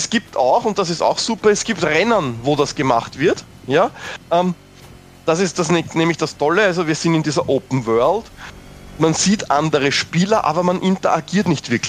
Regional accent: Austria; natürlich als Österreicher, eh klar.

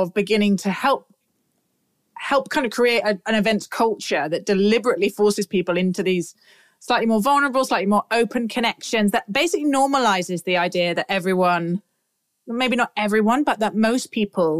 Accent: United Kingdom; as a Brit

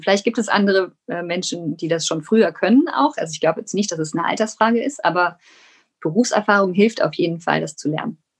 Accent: Rhineland, Germany; ich bin ja aus dem Rheinland. Ich kann zwar kein Kölsch

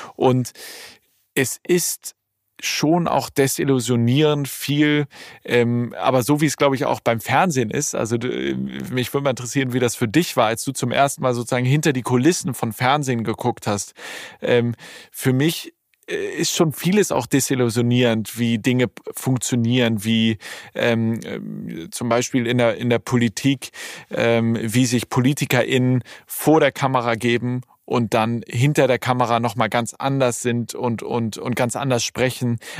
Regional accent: Hamburg, Germany; moved away as an adult; now in Berlin, Germany; im Zeise Kino in Hamburg, ja. äh, in Ortensinn. Das ist mein absolutes Lieblingskino, mein Heimatkino sozusagen

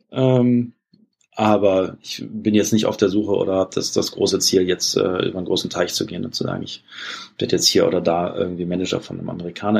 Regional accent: Germany; als Deutscher

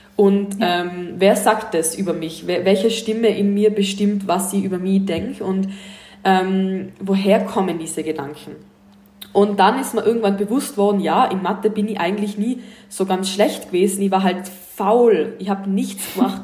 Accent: Tyrol, Austria; moved away as an adult; now in Los Angeles, United States; ich komme aus Tirol in Österreich, ich bin 23 Jahre alt. Wie man sicher dann öfter an meinem Dialekt hören darf, ähm, bin ich auch Österreicherin

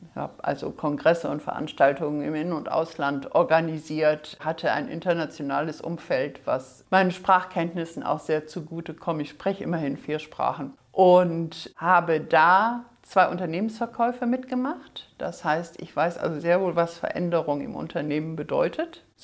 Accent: Hamburg, Germany; Ich komme aus Hamburg, bin aber auch sehr, sehr gerne hier unten in Bayern unterwegs, also auch persönlich, nicht nur digital. Lebe in Hamburg seit mittlerweile 40

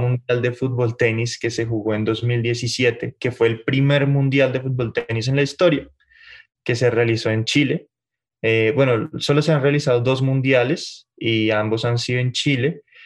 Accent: Bogotá, Colombia; moved away as an adult; also born or lived in Mexico City, Mexico; now in Mexico; Yo soy bogotano, de la capital.

